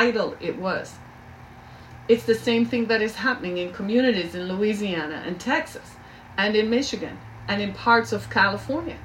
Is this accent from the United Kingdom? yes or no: no; Jamaica; I grew up in Jamaica